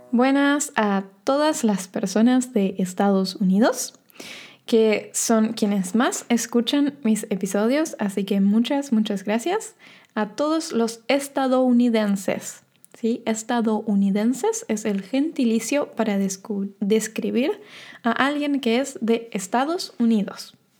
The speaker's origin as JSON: {"language": "Spanish", "country": "Argentina", "said": "yo soy de Argentina"}